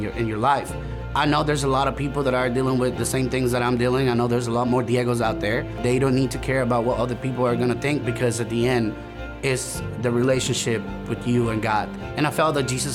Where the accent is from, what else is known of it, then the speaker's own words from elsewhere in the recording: El Salvador; moved away as an adult; now in United States; I'm originally from El Salvador, Central America. I came to the United States back in 2014.